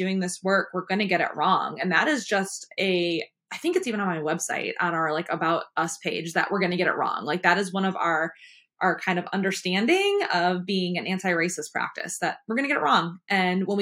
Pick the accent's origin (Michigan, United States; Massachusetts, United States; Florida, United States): Michigan, United States; now in American South; I am from the North, and in Michigan, we say you guys this, you guys